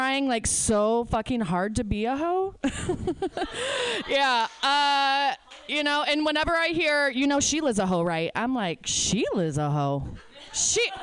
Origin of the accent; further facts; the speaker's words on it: northern Indiana, United States; also born or lived in Chicago; I am from Indiana. We are a red state. I live in a blue county. Yeah, northern Indiana